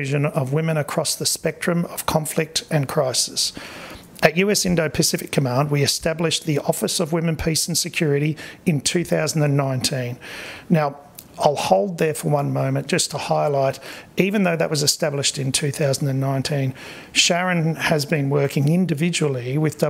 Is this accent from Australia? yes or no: yes; Australia; accent: Australian; moved away as an adult; now in Hawaii, United States; clearly an Australian